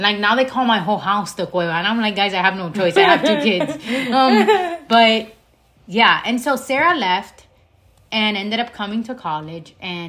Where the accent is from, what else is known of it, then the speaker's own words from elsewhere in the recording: Dominican Republic; also born or lived in Miami, United States; now in United States; we grew up in Miami and then in the Dominican Republic. And we grew up with very Hispanic parents.